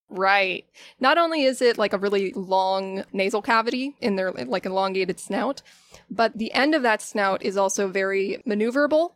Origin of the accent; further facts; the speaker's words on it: Pinellas County, Florida, United States; I was born and raised in Pinellas County, Florida